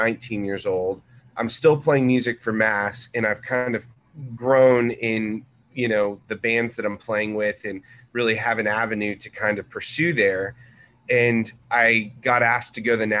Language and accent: English; Corpus Christi, Texas, United States; now in Dallas, United States; I grew up in Corpus Christi.